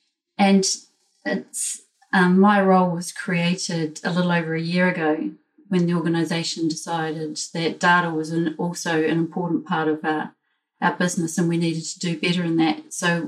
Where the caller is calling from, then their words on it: Wellington, New Zealand; So I'm joining from Wellington, which is the capital city of New Zealand.